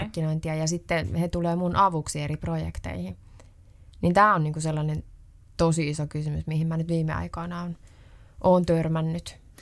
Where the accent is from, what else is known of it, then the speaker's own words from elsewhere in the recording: Ostrobothnia, Finland; mä oon Pohjanmaalta